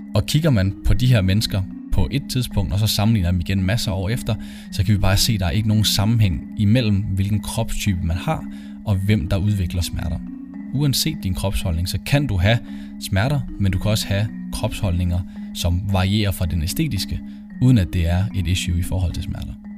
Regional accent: Copenhagen, Capital Region of Denmark, Denmark; moved away as an adult; also born or lived in Aalborg; now in Aarhus, Denmark; Jeg kommer oprindeligt fra København

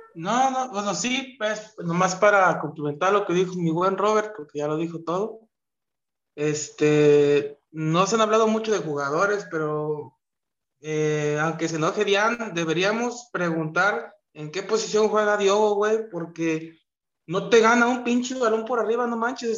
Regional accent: Jalisco, Mexico; yo soy de Jalisco

